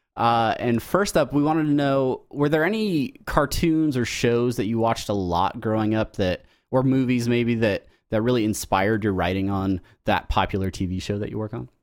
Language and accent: English; Southern California, United States; as Southern Californian natives